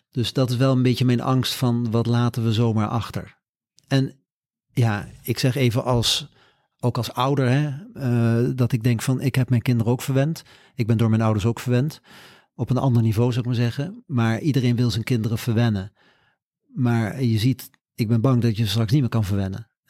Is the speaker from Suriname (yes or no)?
no; Curaçao; now in Netherlands; Ik ben op Curaçao opgegroeid een stuk, dus eh, mij krijg je niet in het Scandinavische.